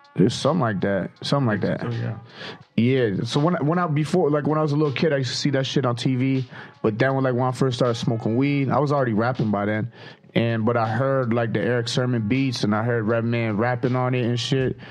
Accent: Toronto, Ontario, Canada; brown bag money from the north side, man, Toronto, Canada.

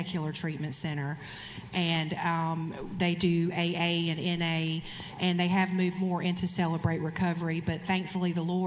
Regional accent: Hattiesburg, Mississippi, United States; my hometown of Hattiesburg, Mississippi

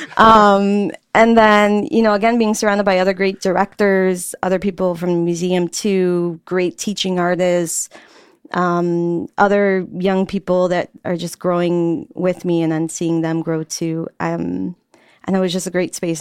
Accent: Chicago, Illinois, United States; also born or lived in Pilsen, Chicago; I'm from Little Village, Word. La Villita. Um, and I grew up there most of my life

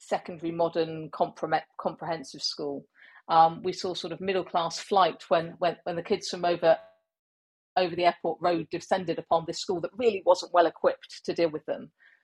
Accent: Cornwall, South West England, United Kingdom; moved away as an adult; I'm from the Southwest. You know, I went to school in Cornwall

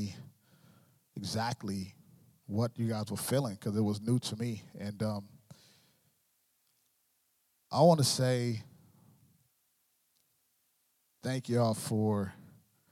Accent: Long Beach, California, United States; moved away as an adult; now in Michigan, United States; I am originally from California, Long Beach, California, born and raised

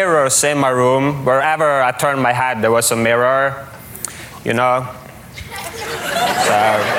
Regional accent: Norway; I'm from Norway

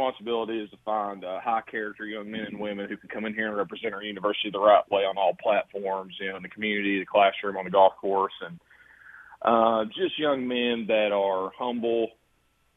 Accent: Kingston, Tennessee, United States; moved away as an adult; now in Cookeville, United States; growing up in East Tennessee, I mean, in Kingston, I'm like, I love where I grew up, but I've actually been in Cookeville now longer than I've lived in Kingston

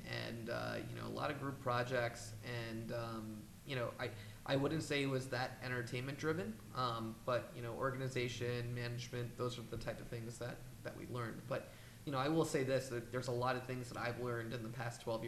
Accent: New York City, New York, United States; I grew up in Manhattan

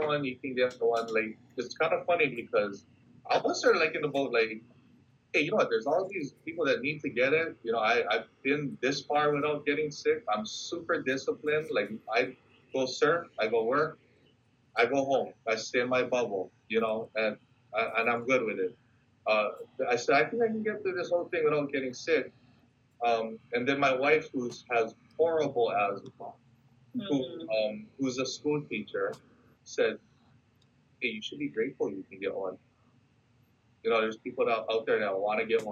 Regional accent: Kauai, Hawaii, United States; people in Kauai

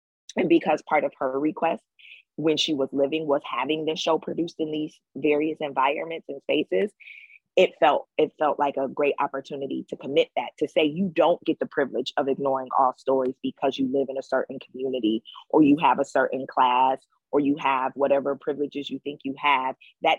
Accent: Detroit, Michigan, United States; All those women come from Alabama, though I am born and raised in Detroit.

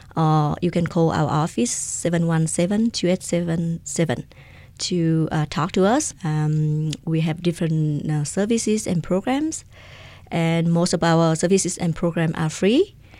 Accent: Vietnam; now in Albuquerque, United States; I am an immigrant from Vietnam

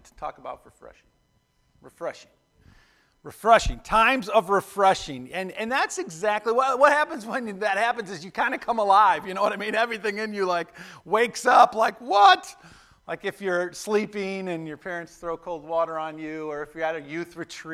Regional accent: Buffalo, New York, United States; When I grew up in Buffalo, we'd go hang out at this park called Shoshone Park down the street.

